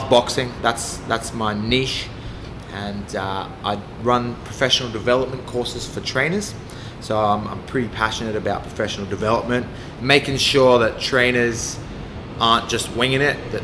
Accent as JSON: {"language": "English", "town": "Brisbane", "region": "Queensland", "country": "Australia", "tie": "born or raised there", "also_born_or_lived": "Bendigo, Victoria", "said": "So, I was born in Bendigo, Victoria. And then from there, family moved to Brisbane. And that was due to work commitments. And then, I've grown up in Brisbane."}